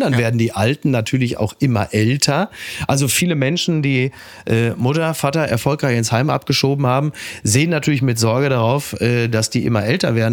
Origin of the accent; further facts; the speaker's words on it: Henrichenburg, North Rhine-Westphalia, Germany; in meinem Heimatdorf in Henrichenburg